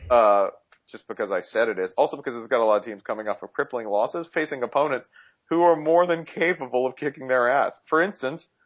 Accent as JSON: {"language": "English", "region": "Georgia", "country": "United States", "said": "Jason, you won't understand. I'm from Georgia. I'm from Georgia."}